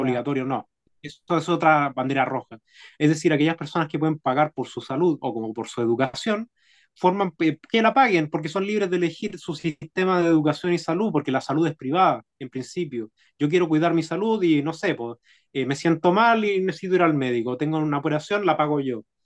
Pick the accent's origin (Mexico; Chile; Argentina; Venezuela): Chile; los bajos sueldos que recibimos como chilenos